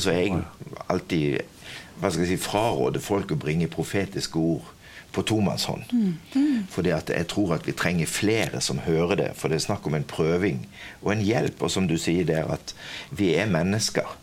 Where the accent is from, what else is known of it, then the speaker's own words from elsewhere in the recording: Kvinesdal, Agder, Norway; accent: southern (Kvinesdal); now in Stord, Norway; Jeg er født og oppvokst på Stord, men dialekten min sier det at jeg kommer sørifra, så jeg kommer fra Kvinesdal.